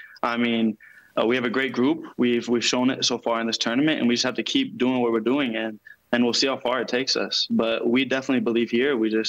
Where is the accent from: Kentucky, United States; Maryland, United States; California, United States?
Kentucky, United States; Louisville; I'm from Louisville